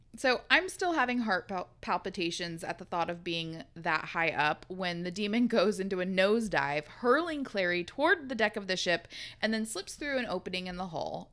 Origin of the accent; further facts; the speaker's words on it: West Coast, United States; we're West Coasters